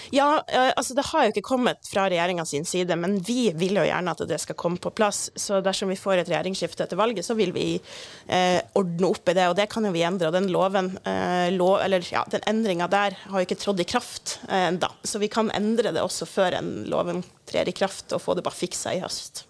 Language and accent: Norwegian; Kirkenes, Finnmark, Norway; i Kirkenes, der jeg kommer ifra